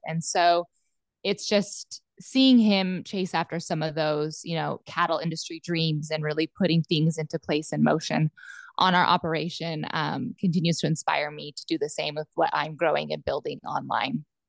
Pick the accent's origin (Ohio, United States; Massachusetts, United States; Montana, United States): Montana, United States; Southwest; moved away as an adult; also born or lived in central Nebraska; now in Nebraska, United States; I was born and raised in Southwest Montana on a cattle ranch